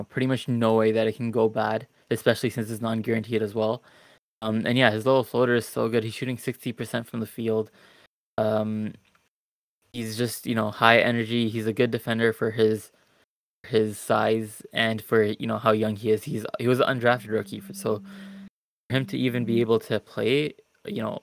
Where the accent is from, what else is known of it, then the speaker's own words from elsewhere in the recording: Toronto, Ontario, Canada; I'm from Toronto